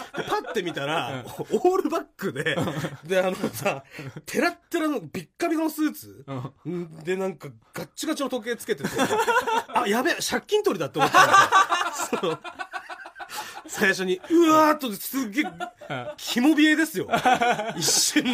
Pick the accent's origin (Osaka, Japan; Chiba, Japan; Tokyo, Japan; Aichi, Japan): Chiba, Japan; 俺の地元っていうのはもう、とんでもない田舎なんだなと思って。 千葉県は千葉県